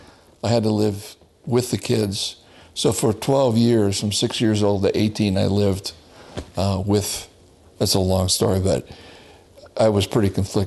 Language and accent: English; Tateyama, Chiba, Japan; also born or lived in Yokohama; I was born in Yokohama, Japan.